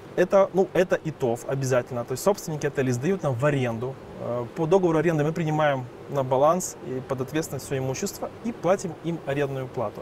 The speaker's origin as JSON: {"language": "Russian", "town": "Odesa", "region": "Odesa Oblast", "country": "Ukraine", "moved": "as an adult", "lives_now": "Carpathians, Ukraine", "said": "Я из Одессы."}